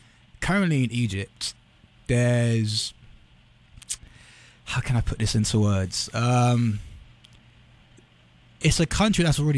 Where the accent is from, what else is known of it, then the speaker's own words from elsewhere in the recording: United Kingdom; accent: British; Like, for example, in English, where I've got my British accent, you've got your American accent.